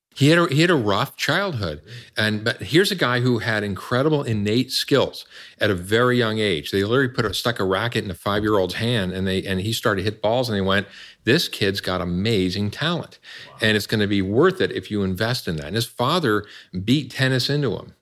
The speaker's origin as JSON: {"language": "English", "region": "New York", "country": "United States", "tie": "born or raised there", "also_born_or_lived": "Chicago", "moved": "yes", "said": "I was born in New York"}